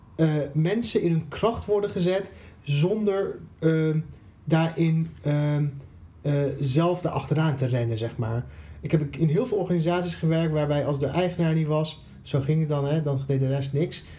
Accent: Iran; now in Netherlands; ik kom natuurlijk uit Iran, dat gaf je net aan. Mhm. ik woon al wel al een tijdje in Nederland

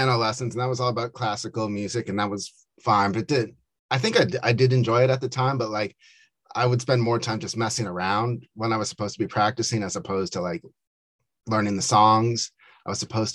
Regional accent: Carlsbad, California, United States; moved away as an adult; also born or lived in San Diego, California / Encinitas, California; now in Washington, D.C., United States; I am from San Diego, grew up there and then moved out to DC for college

